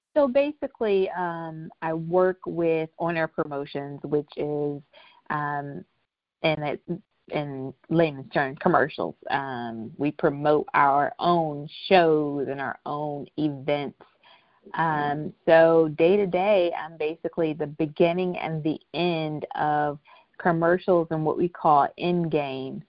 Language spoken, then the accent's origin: English; Tampa, Florida, United States; moved away as an adult; now in Los Angeles, United States; I am originally from Tampa, Florida, but I have been in Los Angeles for almost uh, 15 years